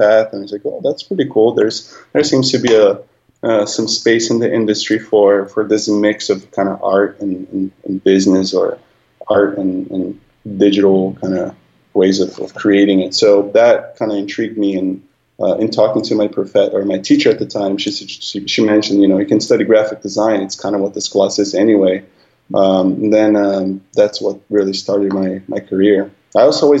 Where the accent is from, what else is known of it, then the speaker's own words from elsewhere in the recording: São Paulo, Brazil; also born or lived in Long Beach, United States / Los Angeles, United States; now in San Francisco, United States; I grew up in San Paolo